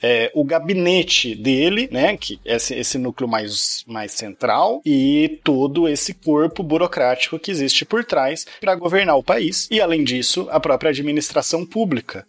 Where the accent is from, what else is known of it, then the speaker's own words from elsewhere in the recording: Piracicaba, São Paulo, Brazil; now in Barra do Bugres, Brazil; eu queria voltar lá para minha cidade natal de Piracicaba